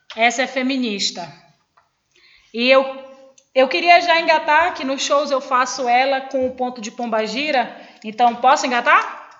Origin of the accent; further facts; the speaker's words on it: Belém, Pará, Brazil; also born or lived in Benevides, Pará; Na verdade, a minha vida desde os seis anos de idade é em Coraci. Eu nasci em Belém